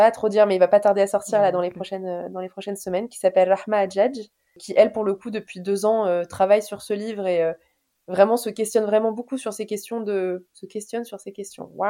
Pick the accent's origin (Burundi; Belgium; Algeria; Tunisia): Tunisia; now in Paris, France; Bah moi, euh, en tant que vraie Tunisienne, je vais dire l'amlochria.